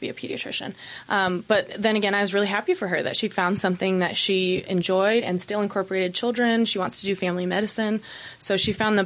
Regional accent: Boise, Idaho, United States; moved away as an adult; now in Salt Lake City, United States; I'm originally from Idaho.

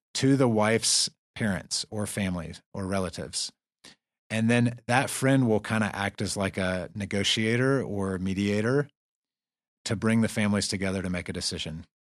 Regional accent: the South, United States; I'm from the South

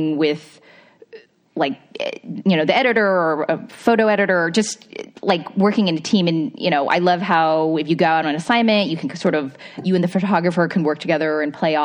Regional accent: Bay Area, California, United States; growing up in the Bay Area

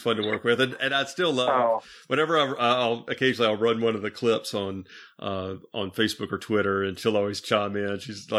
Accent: Bartlett, Tennessee, United States; I was actually from Bartlett.

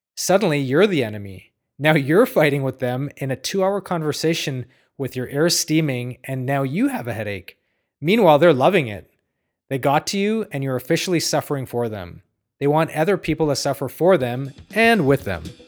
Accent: Ottawa, Ontario, Canada; I grew up next to a cow pasture in Ottawa

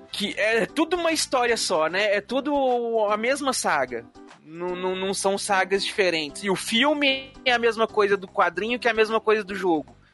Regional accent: Brazil; eu sou brasileiro é mesmo.

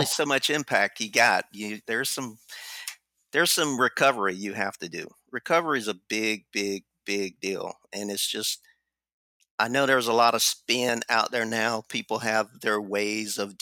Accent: the South, United States; I'm from the South

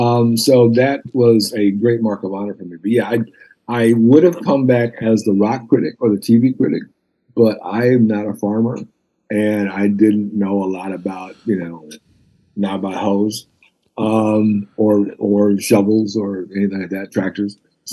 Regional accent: Detroit, Michigan, United States; And because of all the people I grew up with in Detroit, we're all now at that age.

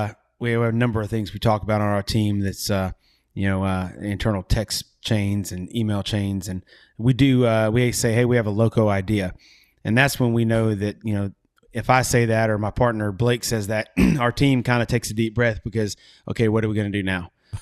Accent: Southeast, United States; as a kid growing up in the Southeast, around cooking in the backyard, either my dad, my uncles, family.

